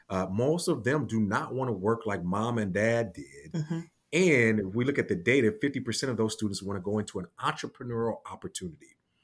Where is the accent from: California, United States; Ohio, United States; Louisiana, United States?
Ohio, United States; Cleveland; I am originally from Cleveland, Ohio, the great state of Ohio, of course.